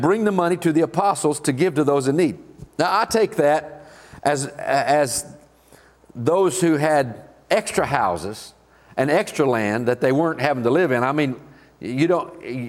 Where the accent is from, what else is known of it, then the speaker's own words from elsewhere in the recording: Cushing, Oklahoma, United States; I was born in Cushing, Oklahoma. And I was born in 1952